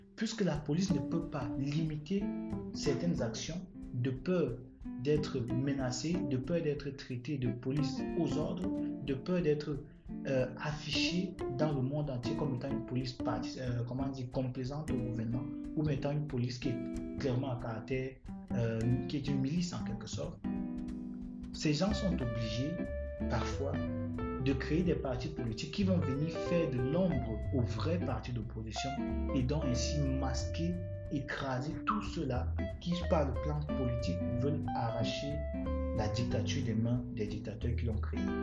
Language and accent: French; Cameroon; en tant que Camerounais